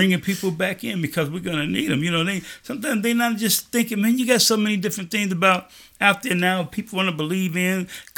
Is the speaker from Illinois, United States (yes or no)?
yes; Chicago, Illinois, United States; I grew up in Chicago.